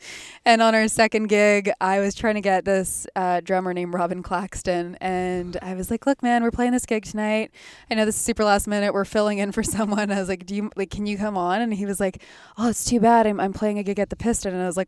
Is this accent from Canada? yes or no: yes; Winnipeg, Manitoba, Canada; he was someone I used to listen to all the time when I was like growing up in Winnipeg.